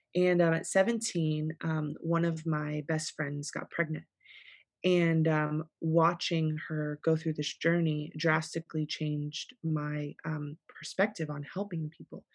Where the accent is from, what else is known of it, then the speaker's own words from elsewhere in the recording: South Florida, United States; born and raised in South Florida